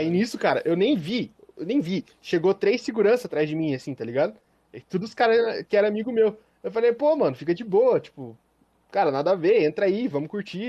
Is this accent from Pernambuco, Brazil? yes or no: no; Curitiba, Paraná, Brazil; eu sou de Curitiba